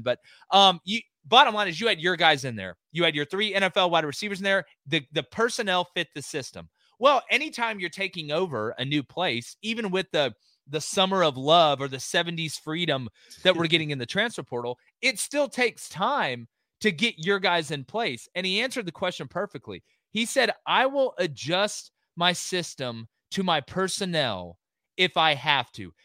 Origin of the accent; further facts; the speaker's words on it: Auburn, Alabama, United States; I'm from Auburn, Alabama